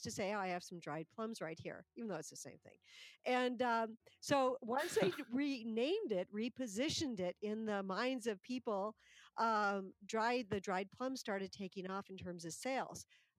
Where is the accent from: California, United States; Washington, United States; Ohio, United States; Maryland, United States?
California, United States; I'm from California